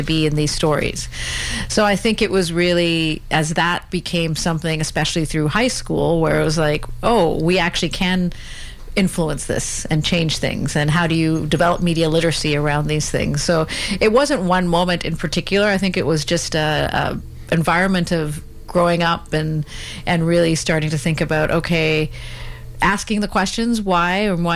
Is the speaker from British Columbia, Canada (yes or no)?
yes; Burnaby, British Columbia, Canada; I was born here in Canada and in Burnaby, actually, and my family came from India